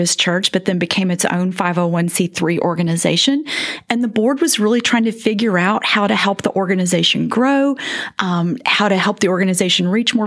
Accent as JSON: {"language": "English", "region": "East Texas", "country": "United States", "tie": "born or raised there", "also_born_or_lived": "Toronto, Canada", "moved": "as an adult", "lives_now": "Mansfield, United States", "said": "I was born in East Texas, actually near Houston, but then we left Texas when I was a kid, moved back. I did elementary school and graduated high school, actually, in East Texas"}